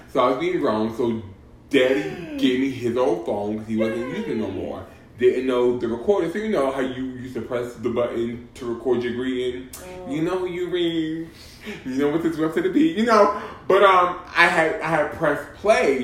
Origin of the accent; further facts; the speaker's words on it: Boston, Massachusetts, United States; I'm from Boston